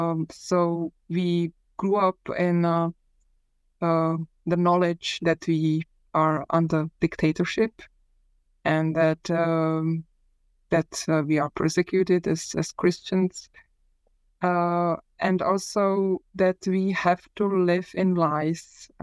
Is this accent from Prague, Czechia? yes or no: yes; Prague, Czechia; So I was born in Prague in the early 1970s, which means that I spent my childhood and majority of my teenage in communist Czechoslovakia